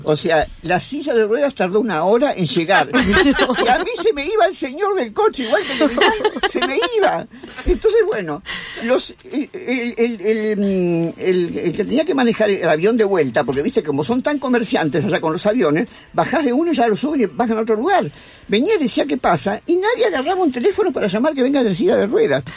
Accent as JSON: {"language": "Spanish", "country": "Argentina", "said": "yo soy argentina"}